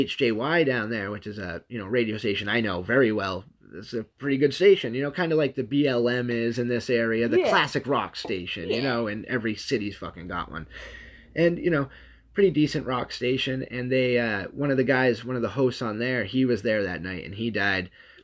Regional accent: New Hampshire, United States; I've actually lived in New Hampshire most of my life

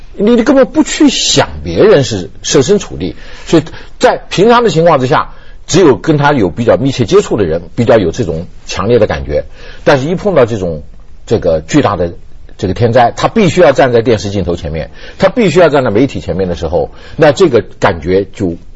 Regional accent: Taiwan; 我在台湾出生长大，到现在为止，我自己现在六十多岁了

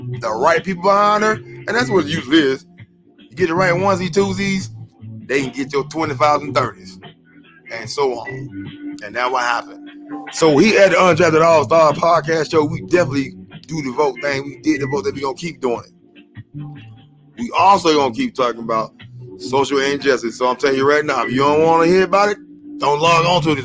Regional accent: West Coast, United States; I'm from the West Coast

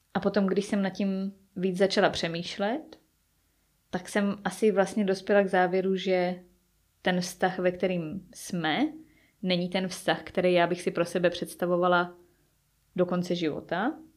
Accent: Czechia; moved away as an adult; now in England, United Kingdom; nechci celý život strávit jenom v České republice

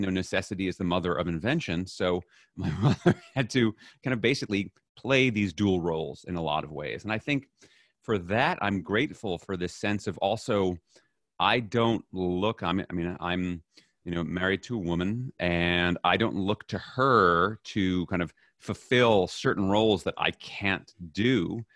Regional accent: New York City, New York, United States; I was raised in New York City

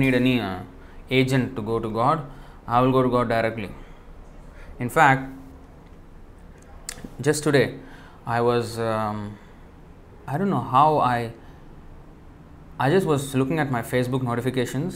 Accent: India; moved away; I came from India

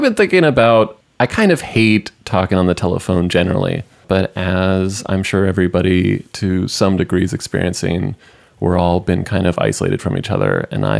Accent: United States; we're American.

